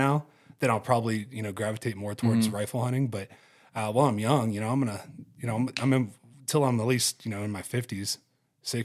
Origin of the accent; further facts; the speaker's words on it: Ohio, United States; I grew up in Ohio where we weren't even allowed to use rifles. You know, you can't hunt with a rifle there because they just don't, it's too flat.